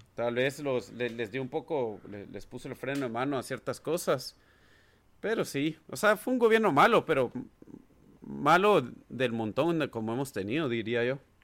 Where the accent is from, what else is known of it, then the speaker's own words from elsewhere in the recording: Guatemala; moved away as an adult; also born or lived in United States; now in Washington DC, United States; nací y crecí en Guatemala